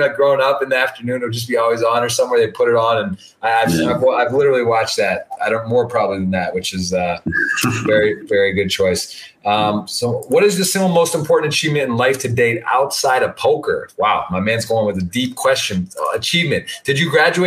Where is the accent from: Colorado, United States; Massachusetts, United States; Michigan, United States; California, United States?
Michigan, United States; Ann Arbor; I was born in Ann Arbor, man. Born and raised